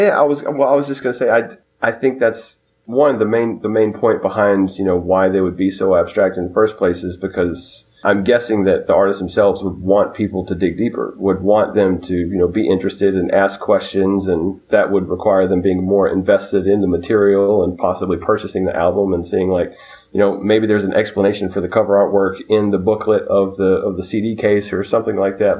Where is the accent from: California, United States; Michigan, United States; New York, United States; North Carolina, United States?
North Carolina, United States; Concord; me being a preteen, growing up in Concord, North Carolina